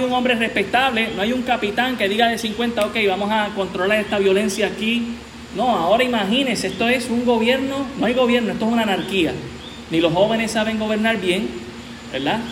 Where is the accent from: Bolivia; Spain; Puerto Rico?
Puerto Rico